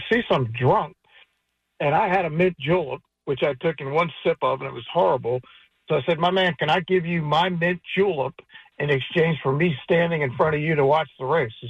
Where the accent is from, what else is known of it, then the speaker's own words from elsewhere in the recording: Baltimore, Maryland, United States; moved away; I grew up in Baltimore, so I'm a Preakness guy.